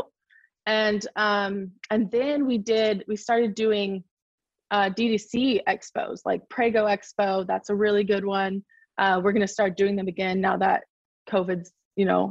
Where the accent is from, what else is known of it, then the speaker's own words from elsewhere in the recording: Sacramento, California, United States; I'm from Sacramento, California